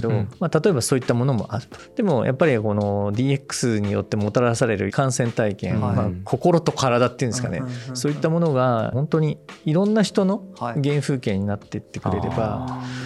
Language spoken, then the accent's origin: Japanese; Shizuoka, Japan; で僕はあの静岡出身なんですけど